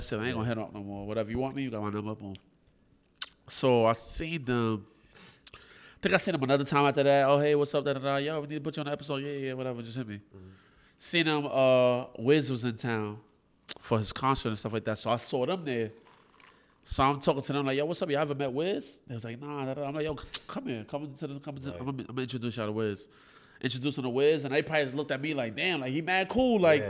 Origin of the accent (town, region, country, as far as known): Brooklyn, New York, United States